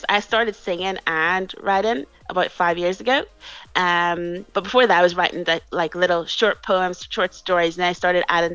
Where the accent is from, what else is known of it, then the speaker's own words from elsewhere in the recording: Belfast, Northern Ireland, United Kingdom; accent: Northern Irish; moved away as an adult; now in London, United Kingdom; I'm from Belfast. I was born and raised there. I live in London